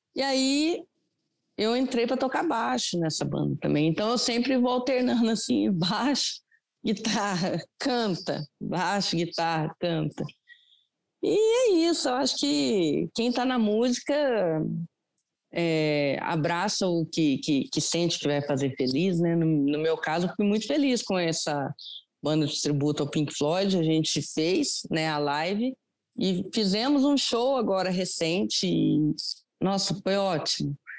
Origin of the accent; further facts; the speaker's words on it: Andradas, Minas Gerais, Brazil; moved away as an adult; now in Lavras, Brazil; Eu sou, eu moro em Lavras, Minas Gerais, hum. mas eu sou de Andradas, que é divisa com o estado de São Paulo.